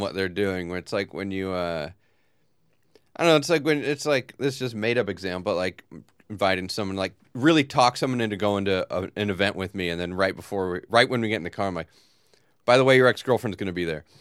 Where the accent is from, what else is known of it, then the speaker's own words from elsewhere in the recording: Long Beach, California, United States; the pool I grew up swimming in in Long Beach